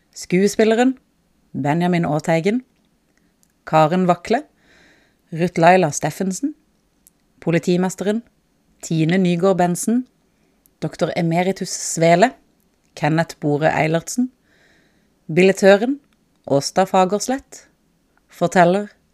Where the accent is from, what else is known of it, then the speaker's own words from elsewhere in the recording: Sørlandet, Southern Norway, Norway; Vi er jo fra Sørlandet